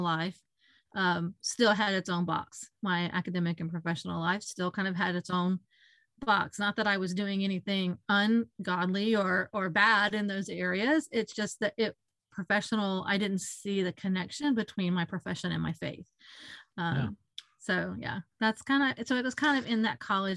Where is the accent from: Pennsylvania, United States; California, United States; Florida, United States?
Florida, United States; also born or lived in Mississippi; I was born in Mississippi. We moved to Florida when I was young